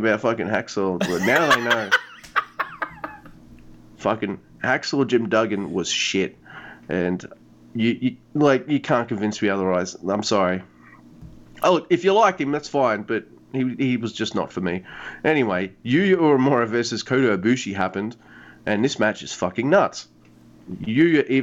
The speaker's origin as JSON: {"language": "English", "country": "Australia", "said": "I'm Australian"}